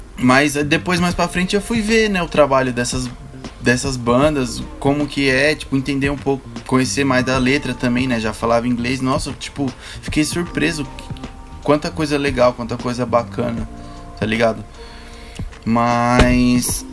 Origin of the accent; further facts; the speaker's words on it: Ceará, Brazil; Que eu também sou nordestino, sou nascido lá, no, sou nascido no Ceará, cearense